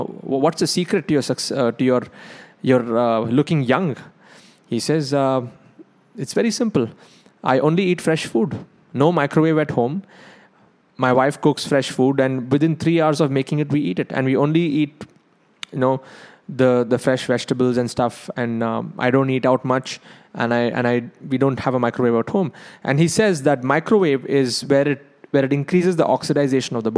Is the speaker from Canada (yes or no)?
no; South India, India; I'm South Indian